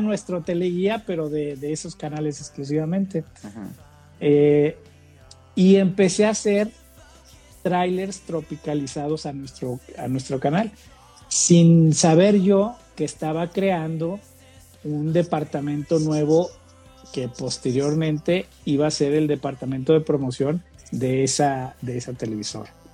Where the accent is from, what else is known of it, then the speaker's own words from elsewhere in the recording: Guadalajara, Jalisco, Mexico; moved away as an adult; now in San Luis Potosí, Mexico; soy originario de Guadalajara, y me mudé a San Luis Potosí para unirme al proyecto de Mexicanal